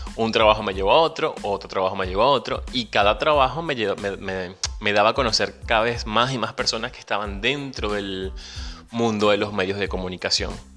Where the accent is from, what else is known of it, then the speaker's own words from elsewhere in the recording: Venezuela; moved away; Soy venezolano, emigrante, pero ante todo soy un ciudadano del mundo